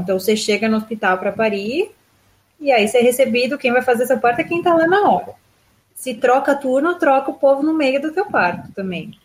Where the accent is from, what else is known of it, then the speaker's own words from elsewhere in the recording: Brazil; now in Israel; Eu tô acostumada com tratamento particular do Brasil